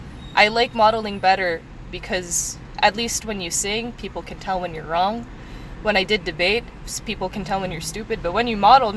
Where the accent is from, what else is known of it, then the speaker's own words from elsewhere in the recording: Philippines; I am Filipino. Trust we.